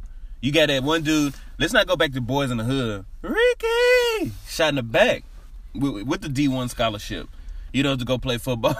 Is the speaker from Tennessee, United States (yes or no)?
yes; Nashville, Tennessee, United States; I grew up in Nashville